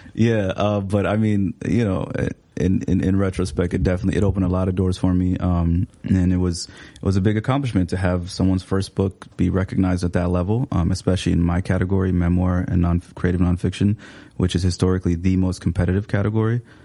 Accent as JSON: {"language": "English", "town": "Seattle", "region": "Washington", "country": "United States", "tie": "born or raised there", "also_born_or_lived": "Somalia", "second_language": "English", "moved": "as an adult", "lives_now": "Minneapolis, United States", "said": "I grew up in Seattle."}